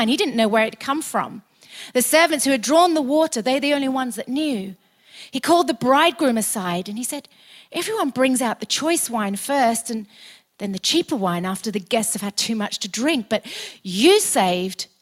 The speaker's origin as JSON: {"language": "English", "country": "United Kingdom", "also_born_or_lived": "Australia", "said": "we're British"}